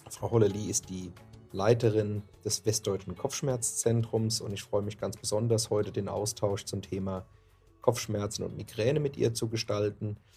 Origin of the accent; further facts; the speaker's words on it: Hesse, Germany; accent: Hessian; insofern ja. eine hessische Landsfrau äh, bist, wobei ich befürchte, bei mir hört man es deutlicher, wo ich herkomme, als bei dir.